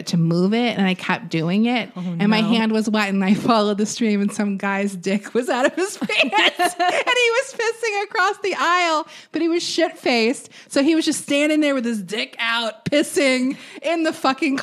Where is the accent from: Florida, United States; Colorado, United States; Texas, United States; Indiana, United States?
Florida, United States; Jacksonville; I'm from Jacksonville, Florida.